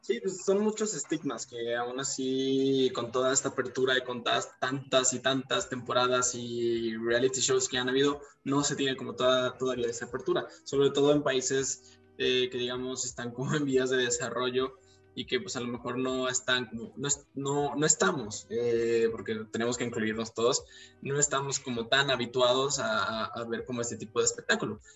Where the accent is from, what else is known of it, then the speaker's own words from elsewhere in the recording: Mexico; los mexicanos no conocemos la playa